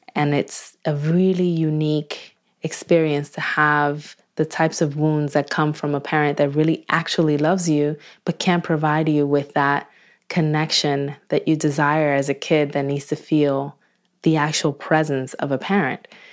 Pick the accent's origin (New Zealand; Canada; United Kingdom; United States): United States; Newark, New Jersey; my hometown of Newark, New Jersey